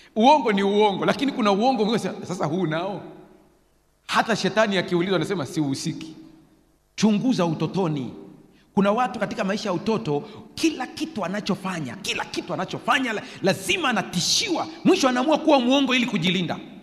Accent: Sukumaland, Tanzania; Nilizaliwa Usukumani

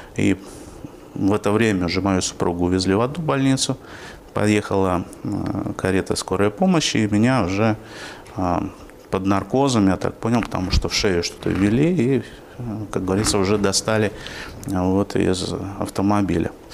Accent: Yaroslavl, Yaroslavl Oblast, Russia; moved away as an adult; now in Orenburg, Russia; Родился я на Волге, а в городе Ярославле, который недавно отмечал тысячелетие со, своего, со времени своего основания. Потом я 30 э, лет там жил

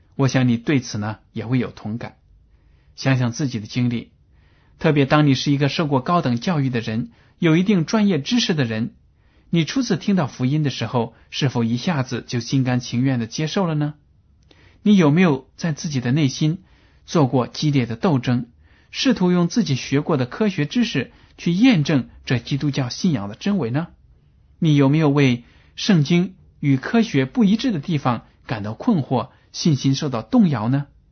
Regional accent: China; 我们中国人的智商是比较高的

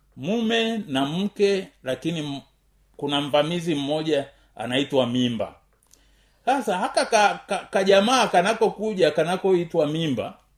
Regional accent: Tanzania; kama mtanzania

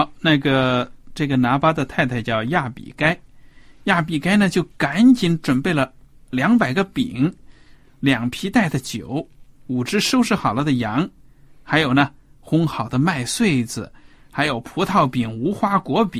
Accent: China; 就好像我们中国人有的说什么狗蛋呐、狗蛋儿啊这种名字

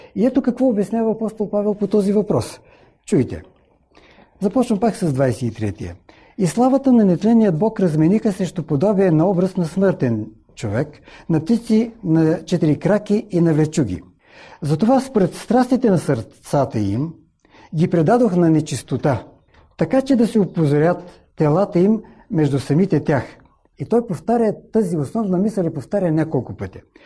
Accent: Bulgaria; В моя роден град, малко преди промените, които настанаха в нашата страна

